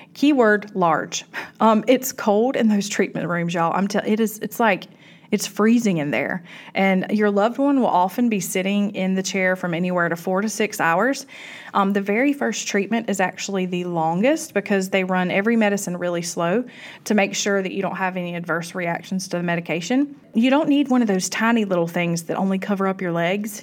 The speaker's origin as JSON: {"language": "English", "region": "South Georgia", "country": "United States", "said": "I am from South Georgia"}